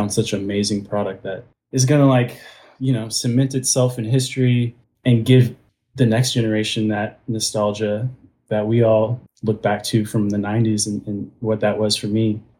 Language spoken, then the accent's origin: English; Austin, Texas, United States; I'm from Austin, Texas, so Spurs were big in my life.